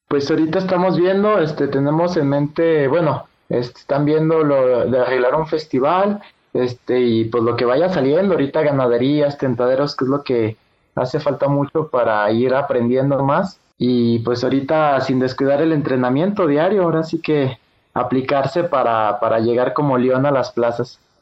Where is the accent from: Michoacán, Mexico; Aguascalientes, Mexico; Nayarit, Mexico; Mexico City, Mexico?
Aguascalientes, Mexico; Nací en Aguascalientes, Aguascalientes, el 20 de marzo del 2003.